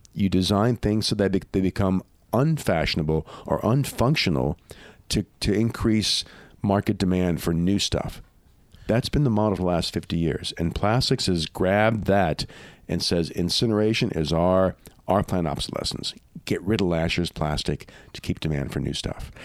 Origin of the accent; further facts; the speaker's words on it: Louisiana, United States; where I grew up in Louisiana